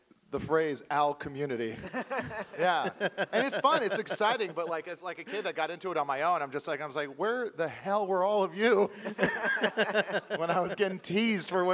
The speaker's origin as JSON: {"language": "English", "region": "Hawaii", "country": "United States", "tie": "born or raised there", "said": "I was born and raised in Hawaii"}